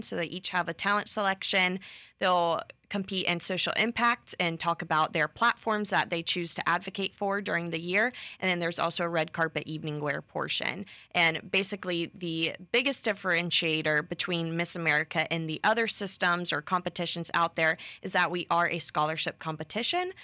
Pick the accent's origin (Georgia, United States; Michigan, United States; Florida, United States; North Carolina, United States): Florida, United States; Bradenton; I am from Bradenton, Florida, born and raised, so right below Tampa area